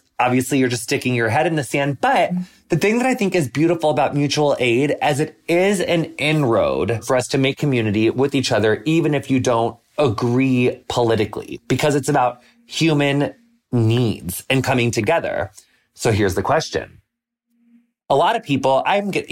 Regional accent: United States; public school growing up in the United States

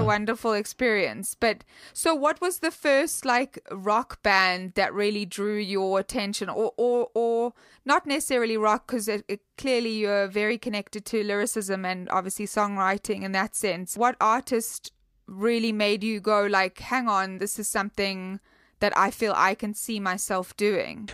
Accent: South Africa; I'm from South Africa

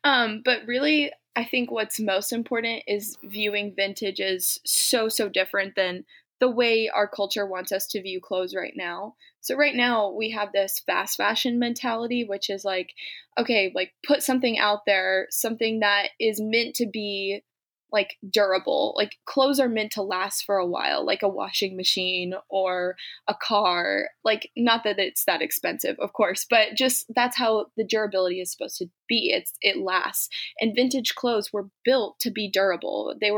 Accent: Germany; I grew up in Germany. So I did grow up an expat. I lived in the community in Germany.

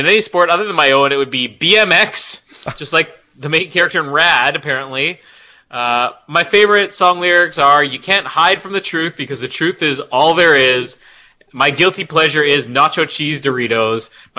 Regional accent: Canada; I am Canadian.

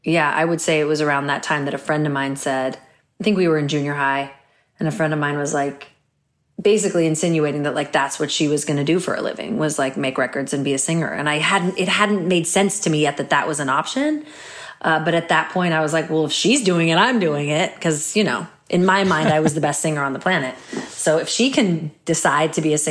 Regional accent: Portland, Oregon, United States; moved away as an adult; also born or lived in Olympia, Washington / Cincinnati, Ohio / New York; I actually auditioned for this like children's performing troupe in my hometown of Olympia, Washington

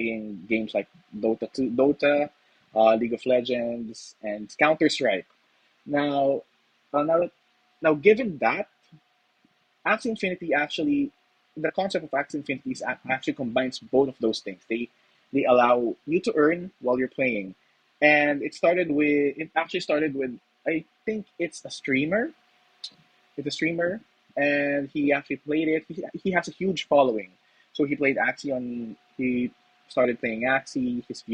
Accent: Philippines; as a Filipino myself, it's actually part of our culture

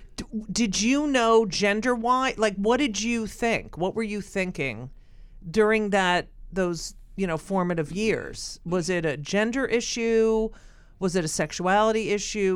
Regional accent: Clark, New Jersey, United States; moved away; that's where I grew up

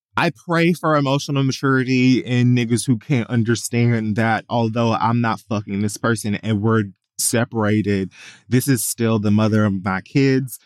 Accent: Miami, Florida, United States; I grew up in Miami

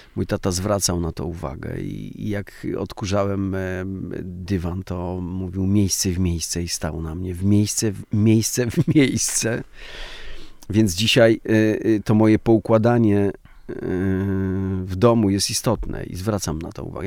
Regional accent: Podhale, Lesser Poland, Poland; Ja jestem z Podhala trochę i ten patriarchat podhalański też ma, ma swoją siłę

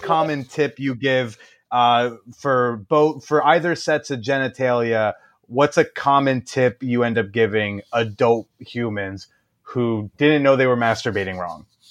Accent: New Jersey, United States; now in New York, United States; in my hometown, uh, home district, New Jersey Five

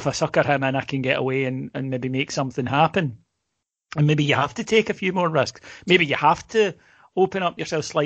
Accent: Scotland, United Kingdom; we're Scottish

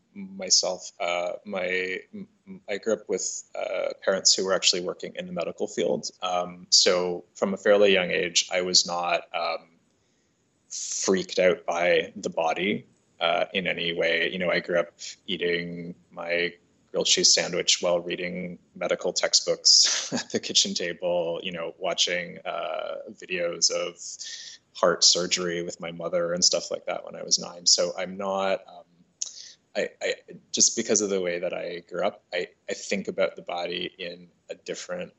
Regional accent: Toronto, Ontario, Canada; I'm originally from Toronto, but I have worked in a number of different cities around the world

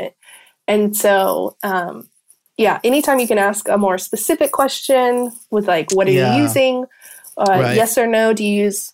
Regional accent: Kansas, United States; now in Georgia, United States; originally from Kansas, but I live in Georgia

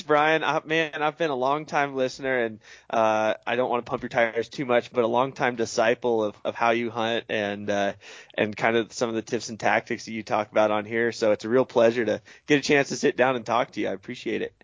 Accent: eastern Oregon, United States; moved away; my home state of Oregon, uh, grew up on the east side there

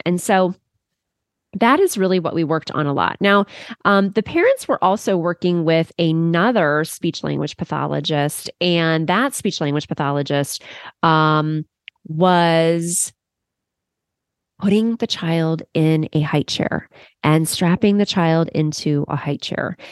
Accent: Cleveland, Ohio, United States; this student actually lived here in my hometown

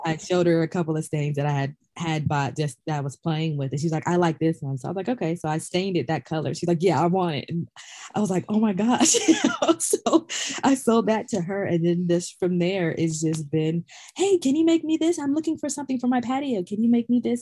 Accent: Sacramento, California, United States; I was born and raised in Sacramento, California

